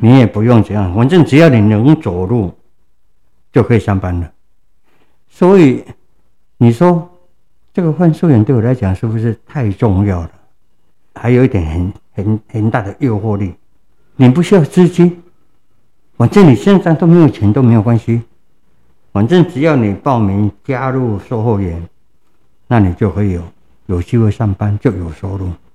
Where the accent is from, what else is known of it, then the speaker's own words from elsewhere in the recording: Tainan, Taiwan; 我的故乡是在 南部的台南区